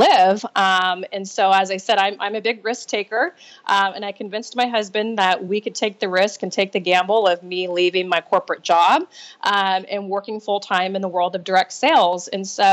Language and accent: English; Nebraska, United States; moved away as an adult; now in California, United States; I grew up in Nebraska, small town girl